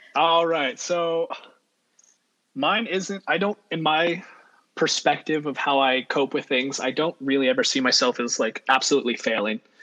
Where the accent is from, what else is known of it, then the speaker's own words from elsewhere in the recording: Central Valley, California, United States; also born or lived in Monterey Bay; I have, like Kayla, been born and raised in the Central Valley, kind of, half and half.